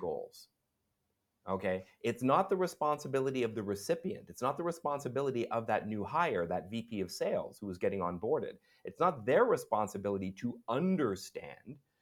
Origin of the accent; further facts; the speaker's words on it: Vancouver, British Columbia, Canada; moved away as an adult; also born or lived in Montreal / Ottawa; now in Singapore; I'm from Vancouver, and I lived in Montreal, I lived in Ottawa.